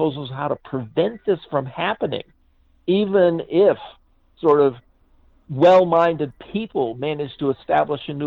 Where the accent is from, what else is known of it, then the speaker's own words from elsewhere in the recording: United States; when I was growing up in the United States in the 50s and the 60s.